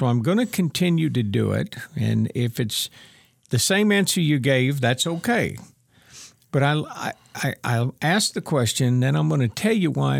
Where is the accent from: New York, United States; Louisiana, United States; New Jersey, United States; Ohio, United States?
Ohio, United States; I grew up in Ohio in the northeast corner, about an hour northeast of Cleveland.